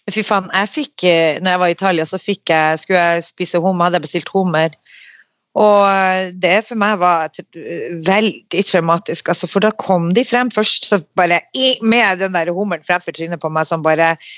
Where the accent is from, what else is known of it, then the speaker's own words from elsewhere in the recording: Narvik, Nordland, Norway; moved away; Jeg kom jo rett ifra Narvik